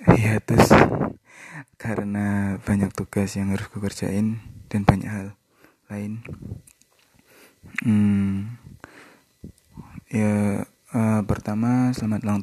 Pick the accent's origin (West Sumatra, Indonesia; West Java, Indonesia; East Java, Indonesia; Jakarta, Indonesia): East Java, Indonesia; Kediri; now in Surabaya, Indonesia; Uh, eh, aku asal Kediri dan aku lulus dari S1 Teknik Elektro ITS pada tahun 2019 kemarin